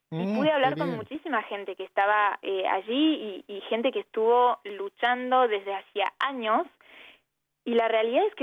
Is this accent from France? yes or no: yes; France; born there; nací en Francia, en un país que legalizó el aborto hace 40 años